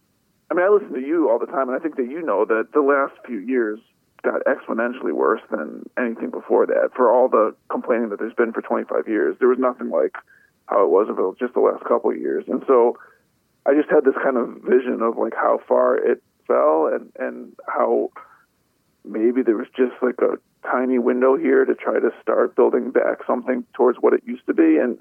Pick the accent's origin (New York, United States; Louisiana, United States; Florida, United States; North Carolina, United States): New York, United States; Buffalo; now in Washington, D.C., United States; I grew up in Buffalo around the same time that so many of my friends were growing up here.